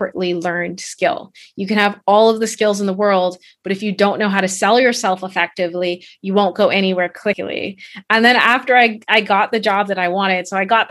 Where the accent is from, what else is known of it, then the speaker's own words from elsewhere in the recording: Bahamas; moved away as an adult; also born or lived in Canada; I am originally from the Bahamas.